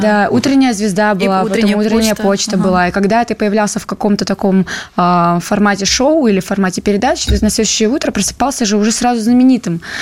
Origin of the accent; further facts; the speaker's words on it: Moscow, Russia; also born or lived in Petropavlovsk-Kamchatsky, Kamchatka; я переехала с Камчатки, когда мне было 8 лет. И всю свою осознанную полноценную жизнь я живу в Москве